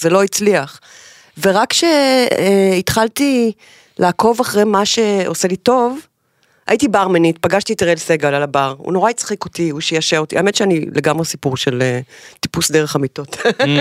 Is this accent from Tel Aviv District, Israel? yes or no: no; Haifa, Haifa District, Israel; החיים בחיפה, חיפה זה המקום הזה שלה באמצע, אני נורא אוהבת את זה